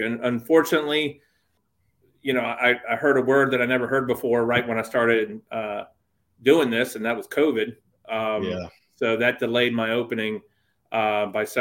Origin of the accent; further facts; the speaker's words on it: Wilmington, North Carolina, United States; also born or lived in Gettysburg, Pennsylvania; I consider Wilmington my hometown. I was originally born up north, Gettysburg, yeah. Pennsylvania, but my dad worked for a department store and they transferred him down here to North Carolina.